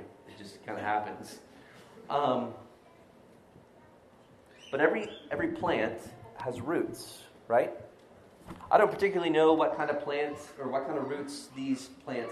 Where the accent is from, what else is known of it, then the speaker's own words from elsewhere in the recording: Florida, United States; I'm from Florida